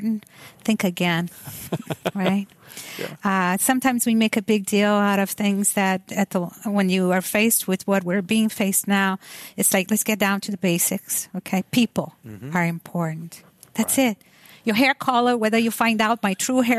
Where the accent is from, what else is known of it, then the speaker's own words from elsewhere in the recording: Brazil; moved away; I'm from Brazil.